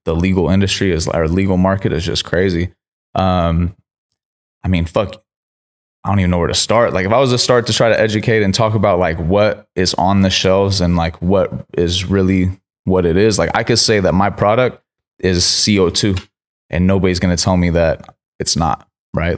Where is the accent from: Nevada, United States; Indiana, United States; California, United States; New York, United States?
California, United States; Sacramento; also born or lived in Miami; I grew up in Sacramento